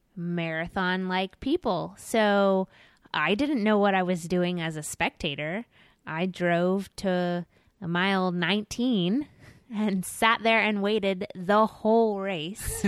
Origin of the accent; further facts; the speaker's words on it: Florida, United States; I'm a Floridian